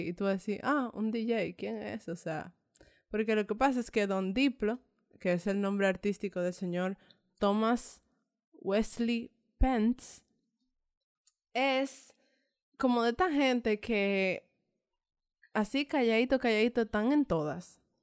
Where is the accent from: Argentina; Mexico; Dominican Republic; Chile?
Dominican Republic; nosotros como latinoamericanos, específicamente como dominicanos, eh, somos una raza mezclada.